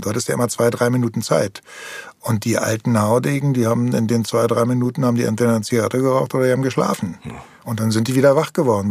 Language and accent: German; Berlin, Germany; ich bin in Tempelhof aufgewachsen